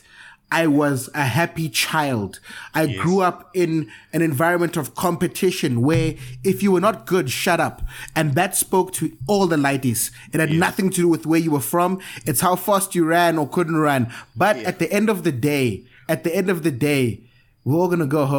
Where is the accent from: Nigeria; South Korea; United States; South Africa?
South Africa; Cape Town, Western Cape; born or raised there; also born or lived in Zimbabwe